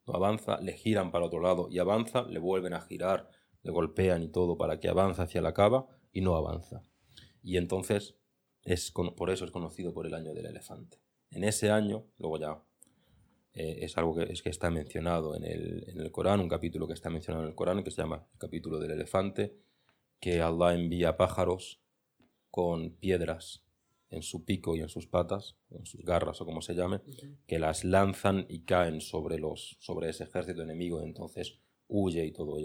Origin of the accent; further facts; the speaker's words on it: Granada, Andalusia, Spain; moved away as an adult; luego vuelvo a mi Granada natal